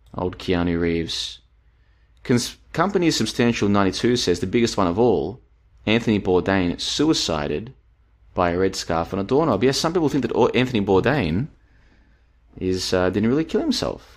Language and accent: English; Australia; moved away; I am an Australian, of course. I used to live there